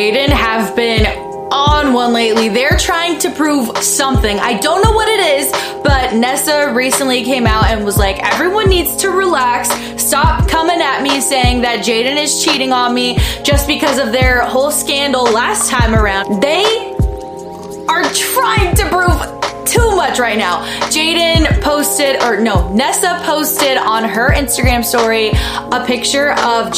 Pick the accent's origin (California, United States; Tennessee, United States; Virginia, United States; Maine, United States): California, United States; Southern; Born and raised in SoCal